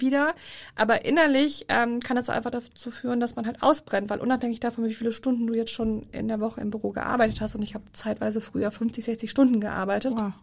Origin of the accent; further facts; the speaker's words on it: Rhineland, Germany; moved away; als Rheinländer